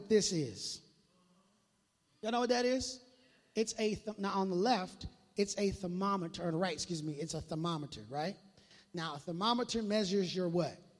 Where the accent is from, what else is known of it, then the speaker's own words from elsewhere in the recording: Minneapolis, Minnesota, United States; now in Tri-Cities, United States; I grew up in Minneapolis